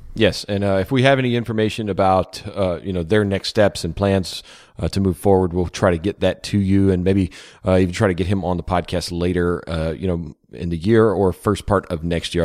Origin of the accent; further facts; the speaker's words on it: Louisiana, United States; moved away; Bossier City, Louisiana, my home state